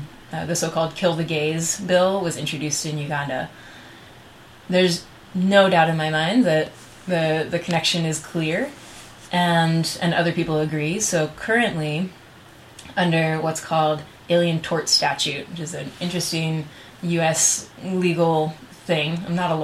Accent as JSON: {"language": "English", "country": "United States"}